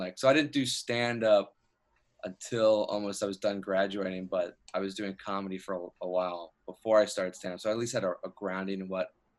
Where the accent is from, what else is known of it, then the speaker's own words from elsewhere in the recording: Georgia, United States; moved away as an adult; now in Los Angeles, United States; I'm from Georgia. I came out here for school